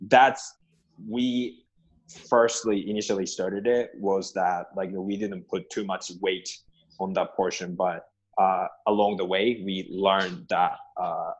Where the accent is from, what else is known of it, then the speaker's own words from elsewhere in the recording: Japan; moved away; I'm originally from Japan.